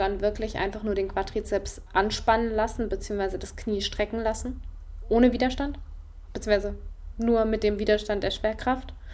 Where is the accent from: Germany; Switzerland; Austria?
Germany; also born or lived in Freiburg; bei uns in Deutschland